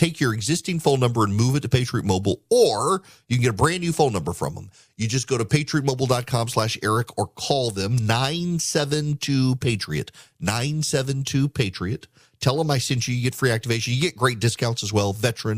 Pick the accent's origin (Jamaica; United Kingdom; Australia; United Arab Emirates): United Arab Emirates; Dubai; But when I was a kid growing up in Dubai, Charles and Diana were on a tour of the Middle East